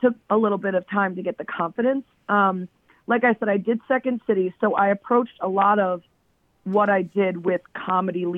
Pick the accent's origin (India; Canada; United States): United States; about 45 minutes north of Chicago, Illinois; also born or lived in Cleveland, Ohio; I grew up, I was born in Cleveland, but my family moved to the Chicago area when I was really young. So no real Cleveland memories. I grew up about 45 minutes north of Chicago